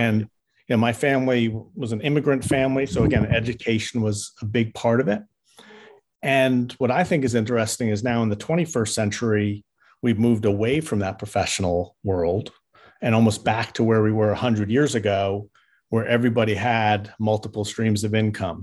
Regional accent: New York, United States; moved away; I grew up in New York

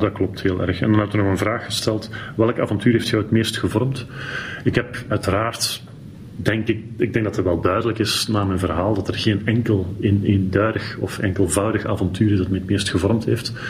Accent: Belgium; als Belg

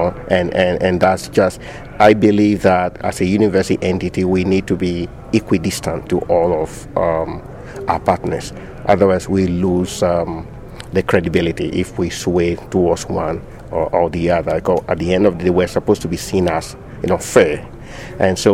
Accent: Ghana; moved away as an adult; also born or lived in Manitoba, Canada / Saskatchewan, Canada; now in Canada; I grew up in Ghana. It's a small country in West Africa

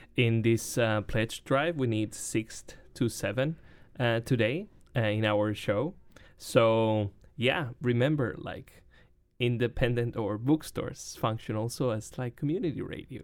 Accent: Chile; now in Wisconsin, United States; I'm from Chile

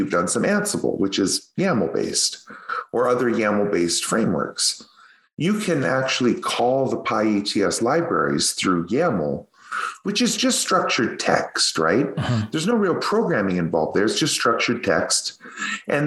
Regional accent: Canada; accent: Canadian; my Canadian accent. I really drag that yats

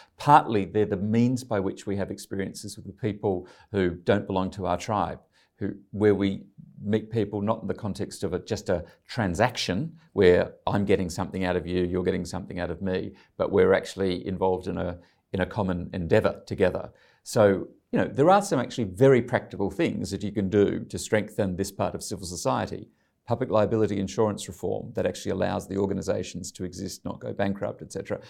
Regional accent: Ryde, New South Wales, Australia; moved away as an adult; I grew up in Ryde, John Howard's, um, uh, electorate

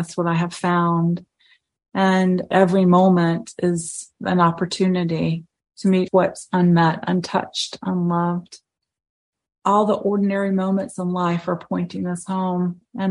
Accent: the South, United States; But I'm from the South.

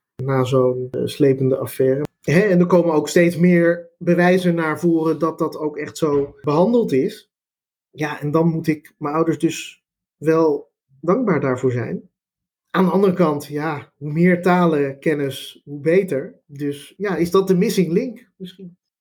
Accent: Amsterdam, North Holland, Netherlands; first language Dutch; Ik kom zelf uit Amsterdam, Amsterdam-Oost

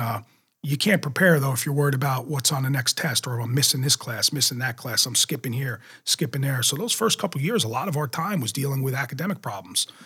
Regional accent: Jackson, New Jersey, United States; I loved growing up in Jackson.

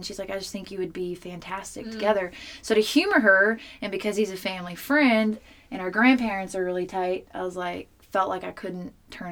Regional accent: Waxahachie, Texas, United States; I grew up in Texas

